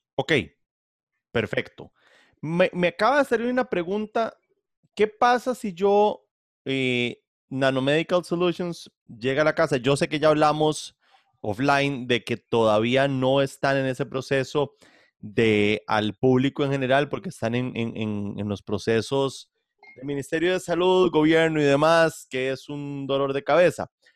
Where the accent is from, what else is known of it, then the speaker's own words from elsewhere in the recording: Costa Rica; moved away; Yo soy simplemente un costarricense que viene el extranjero